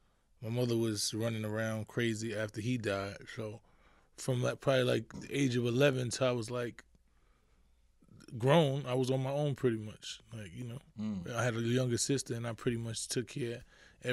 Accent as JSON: {"language": "English", "town": "New York City", "region": "New York", "country": "United States", "tie": "born or raised there", "said": "Born and raised in the Bronx, High Bridge section. Grew up in the hood, pretty much."}